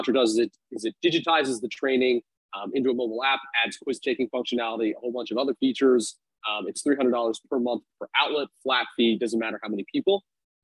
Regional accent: New York City, New York, United States; now in Arizona, United States; born and raised in New York City

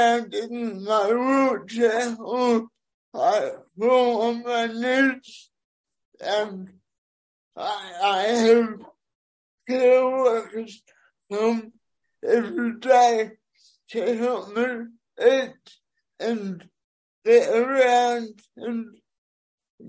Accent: Bathurst?, New South Wales, Australia; I'm from Bethesda, New South Wales

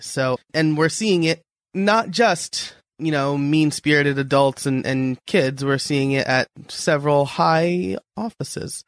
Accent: New York, United States; now in near Philadelphia, United States; I'm a New Yorker living near Philadelphia

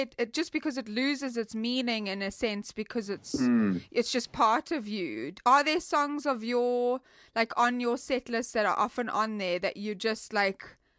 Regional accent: South Africa; I'm from South Africa

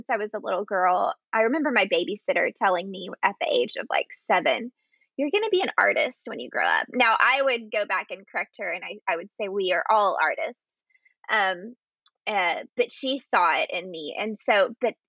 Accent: Texas, United States; I was born and raised in Texas

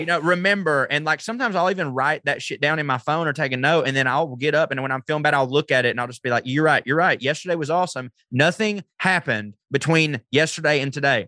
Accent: the South, United States; I'm from the South

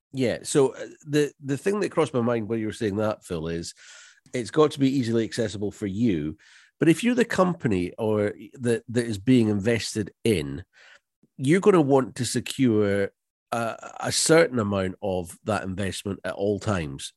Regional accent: Loch Ness, Scotland, United Kingdom; born or raised there

